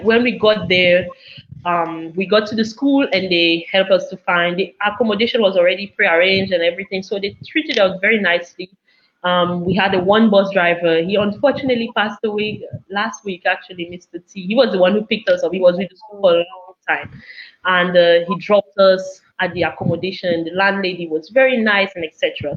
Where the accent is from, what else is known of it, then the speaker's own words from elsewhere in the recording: Cameroon; now in Dominica; Growing up in Cameroon